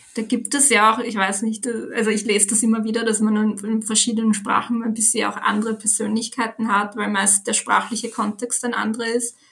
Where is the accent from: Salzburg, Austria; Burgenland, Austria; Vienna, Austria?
Vienna, Austria; ich bin 26 Jahre alt, wohne in Wien, bin auch hier aufgewachsen